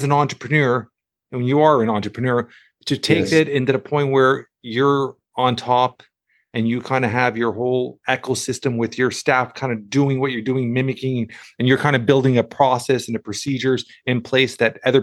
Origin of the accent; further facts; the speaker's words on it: Toronto, Ontario, Canada; I'm from Toronto, Canada